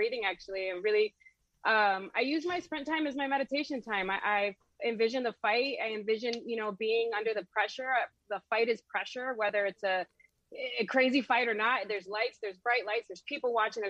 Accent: Chicago, Illinois, United States; I'm from Chicago, I'm from the hood.

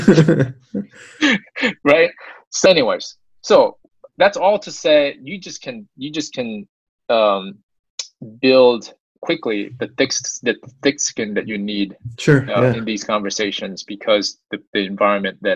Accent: South Korea; now in United States; I was born in the States, but most of my young days, I grew up in Korea

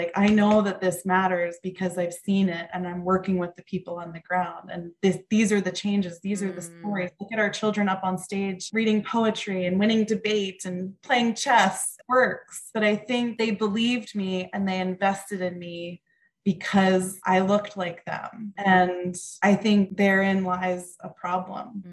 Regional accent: Mendham, New Jersey, United States; I was from Mendham, New Jersey

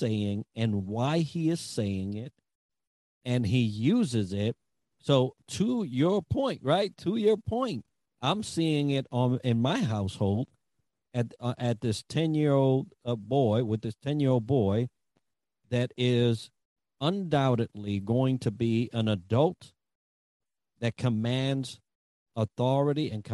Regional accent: New York City, New York, United States; I grew up in the Bronx, so I had an accent

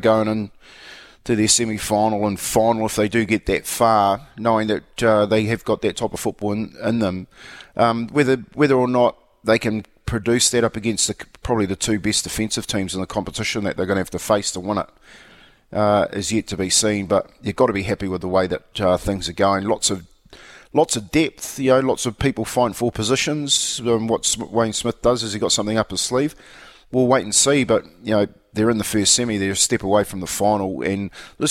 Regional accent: Australia; now in New Zealand; I do remember being an Aussie

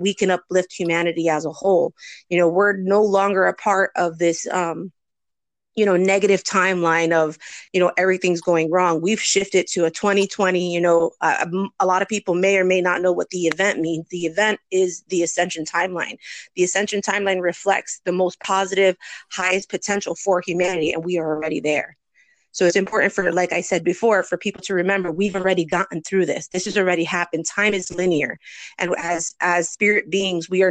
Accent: New Jersey, United States; moved away as an adult; now in Florida, United States; I'm originally from New Jersey, and when I moved to Florida in 2014

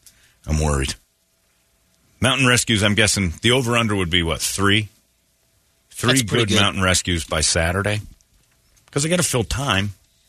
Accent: Philadelphia, Pennsylvania, United States; And I'm from Philly. We need water ice.

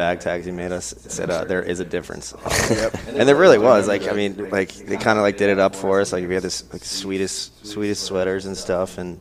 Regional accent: Howard County, Maryland, United States; We're from Howard County

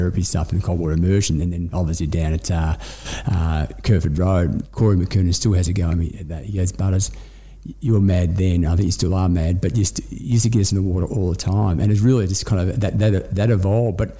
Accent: Melbourne, Victoria, Australia; I grew up in the northern suburbs. I grew up in Northcote, family in Collingwood.

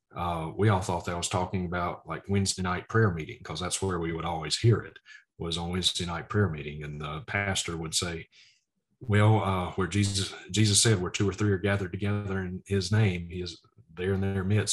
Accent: Vicksburg, Mississippi, United States; moved away; my hometown of Vicksburg, Mississippi. It's where we lived

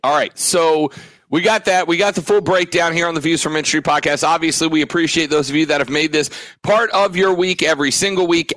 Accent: Florida, United States; moved away; down in the sunshine state of Florida, my home state

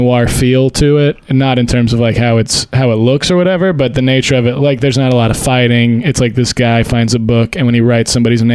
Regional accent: Port Neches, Texas, United States; I'm from Port Neches, Texas, which is just outside of Port Arthur

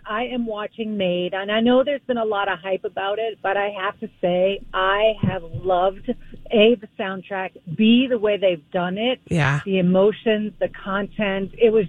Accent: Bermuda; my home country of Bermuda

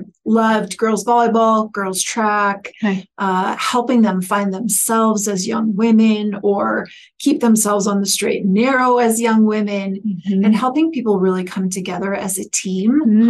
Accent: Okoboji, Iowa, United States; moved away; also born or lived in South Dakota; I grew up in Okoboji, Iowa.

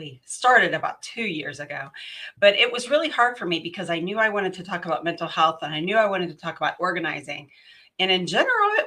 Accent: West Virginia, United States; now in Houston, United States; I am originally from West Virginia and my heart is in West Virginia

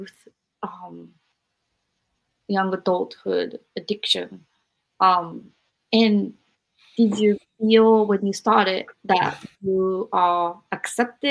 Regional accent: Japan; now in United States; I'm Japanese and I grew up in Japan

